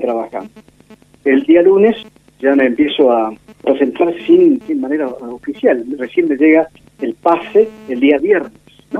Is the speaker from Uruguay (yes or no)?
no; Buenos Aires Province, Argentina; also born or lived in Posadas, Misiones, Argentina / San Fernando, Buenos Aires / Pilar, Buenos Aires / San Miguel, Buenos Aires; nací en Misiones, Posadas Misiones. Vine a um, Buenos Aires con toda mi familia cuando tenía cuatro años y de ahí ya este, nos quedamos definitivamente en Buenos Aires.